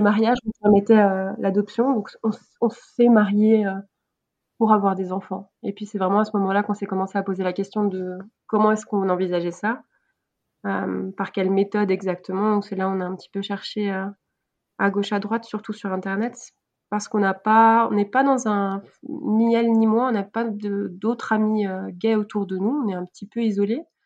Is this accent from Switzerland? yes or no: yes; Switzerland; je suis suisse.